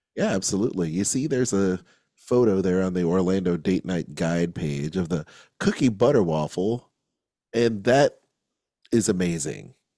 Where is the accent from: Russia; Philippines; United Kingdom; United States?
Philippines; I'm Filipino too